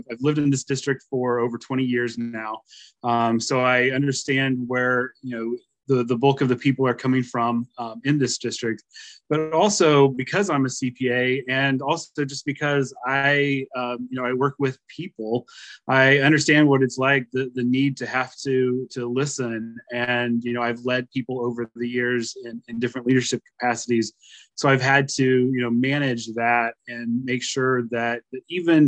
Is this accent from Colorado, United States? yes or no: no; Hale, Missouri, United States; moved away as an adult; also born or lived in Springfield, Missouri; now in St. Louis, United States; So I grew up in Missouri, but I grew up in Northwest Missouri. Grew up on a farm near the town of Hale. I grew up in Livingston County, up there